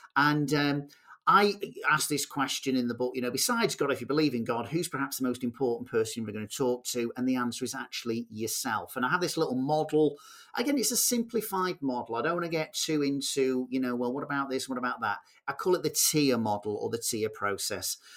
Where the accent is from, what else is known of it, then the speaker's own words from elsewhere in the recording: Manchester, North West England, United Kingdom; I'm a guy from Manchester